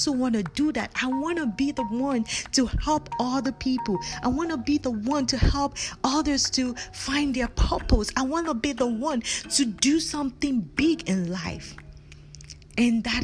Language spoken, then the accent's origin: English; Nigeria; moved away as an adult; I was born and raised in Nigeria. I came to this country more than 15 years